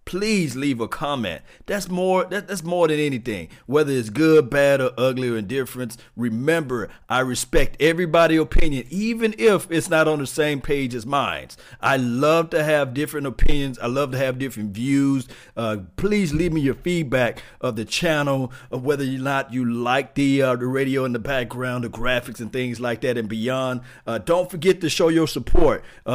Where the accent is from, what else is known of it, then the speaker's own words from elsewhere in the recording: Mississippi, United States; Yes, I'm country from Mississippi.